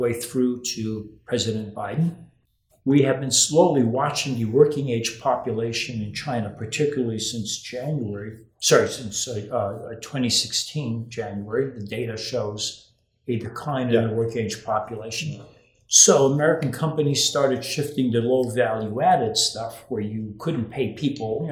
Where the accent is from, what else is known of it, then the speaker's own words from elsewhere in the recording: Rio de Janeiro, Brazil; moved away; when I was growing up in Brazil, you know, as you know, I grew up in Rio de Janeiro